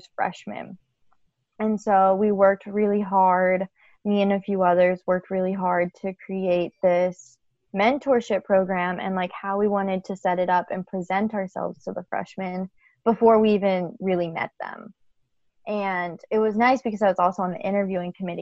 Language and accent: English; Pennsylvania, United States; moved away as an adult; I'm from Pennsylvania